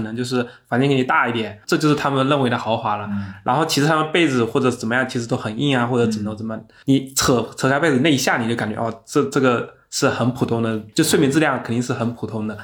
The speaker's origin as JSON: {"language": "Chinese", "region": "Fujian", "country": "China", "said": "我是福建的"}